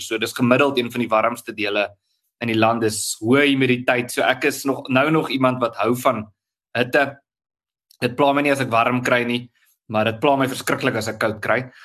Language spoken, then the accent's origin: Afrikaans; Tzaneen, Limpopo, South Africa; also born or lived in Pretoria; ek het in in, in Tsenin groot geword. Dis 'n Tsenin se dorp aan Limpopo